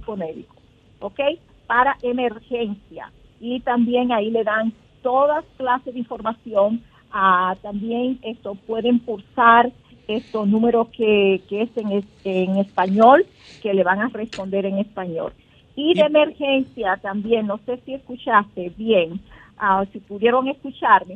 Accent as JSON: {"language": "Spanish", "country": "Dominican Republic", "moved": "yes", "lives_now": "New Jersey, United States", "said": "como buenos dominicanos que somos"}